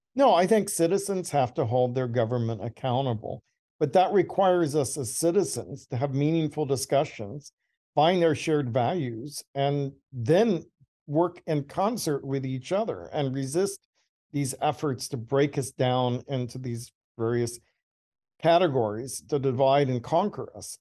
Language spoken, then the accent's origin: English; Georgia, United States; I was born in Georgia.